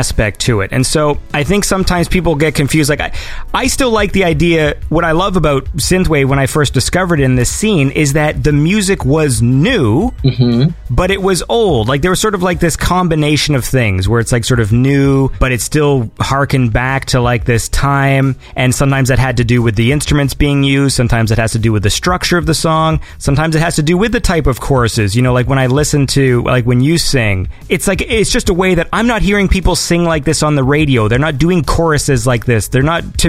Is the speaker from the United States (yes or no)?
no; Canada; I'm from Canada.